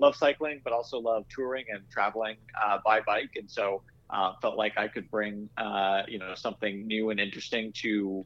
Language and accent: English; Iowa, United States; moved away; I grew up in Iowa, and I grew up working in bike shops